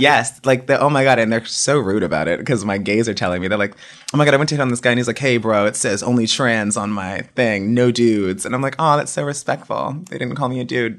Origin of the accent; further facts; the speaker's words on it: Woodbridge, Virginia, United States; moved away as an adult; also born or lived in Miami, Florida; I grew up in Woodbridge, Virginia, which is like right outside of DC